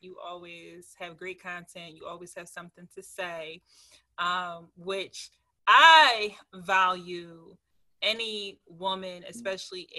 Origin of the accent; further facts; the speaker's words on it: Philadelphia, Pennsylvania, United States; I'm from Philly